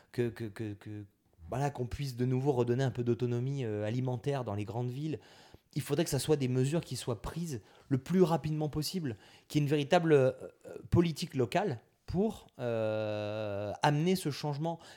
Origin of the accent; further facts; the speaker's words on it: Auvergne-Rhône-Alpes, France; Alors là, je viens de la Drôme, moi, je, du côté de mon père, on vient de la Drôme.